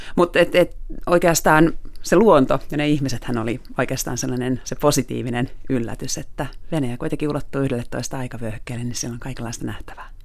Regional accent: Finland; also born or lived in Moscow; olen Suomesta

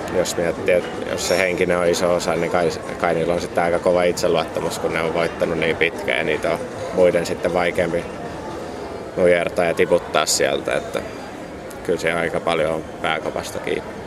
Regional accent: Finland

